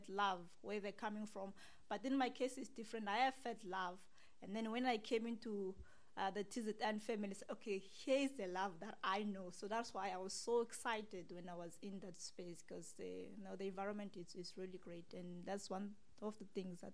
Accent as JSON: {"language": "English", "town": "Siyabuswa", "region": "Mpumalanga", "country": "South Africa", "also_born_or_lived": "Muizenberg, Cape Town", "moved": "yes", "lives_now": "Cape Town, South Africa", "said": "I'm from Mpumalanga, Siyabuswa, a very nice place."}